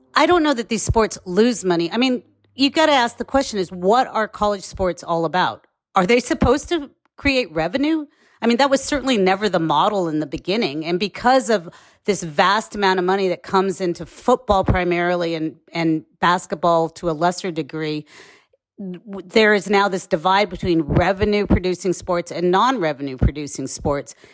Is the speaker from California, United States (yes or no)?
yes; Bay Area, California, United States; I'm from the Bay Area